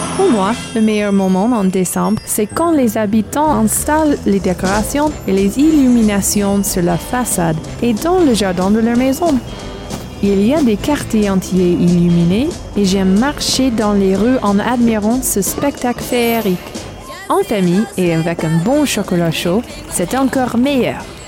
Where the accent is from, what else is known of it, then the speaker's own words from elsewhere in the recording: southern California, United States; Bienvenue chez moi aux États-Unis, dans le sud de la Californie